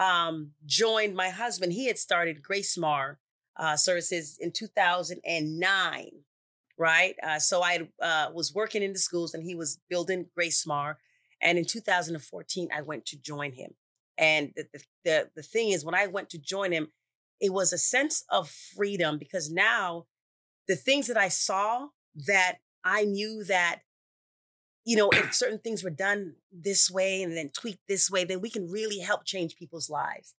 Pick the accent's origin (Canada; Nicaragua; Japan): Canada; Toronto, Ontario; moved away as an adult; also born or lived in Jamaica; now in United States; from Canada, Toronto, Canada, was born in Jamaica, left there when I was four years old. So I was raised in Canada